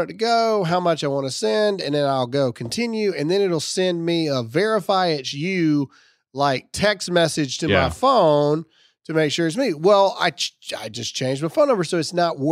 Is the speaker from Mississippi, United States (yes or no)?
yes; Mississippi, United States; moved away; my hometown of Mississippi